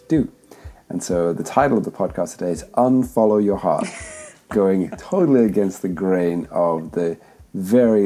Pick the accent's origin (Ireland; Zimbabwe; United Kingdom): Zimbabwe; now in Montreal, Canada; I grew up in Zimbabwe